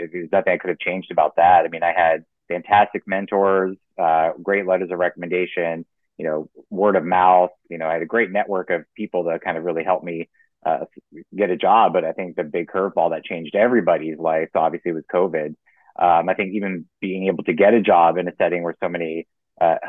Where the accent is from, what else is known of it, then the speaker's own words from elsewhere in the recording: Florida, United States; moved away as an adult; also born or lived in Oregon / Pennsylvania; I grew up in Florida.